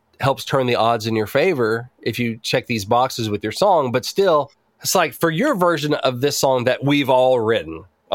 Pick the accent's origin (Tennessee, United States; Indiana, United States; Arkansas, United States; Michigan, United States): Arkansas, United States; Batesville; where I grew up in Batesville, Arkansas